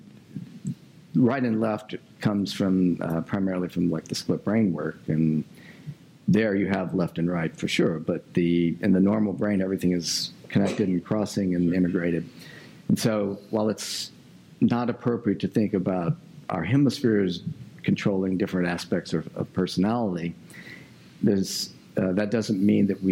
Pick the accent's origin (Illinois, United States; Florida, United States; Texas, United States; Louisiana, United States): Louisiana, United States; I'm from Louisiana